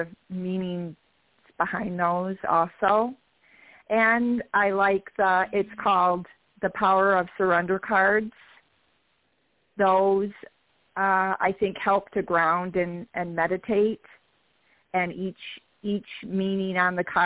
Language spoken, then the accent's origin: English; Michigan, United States; I'm from Michigan, so I'm from the Great Lakes State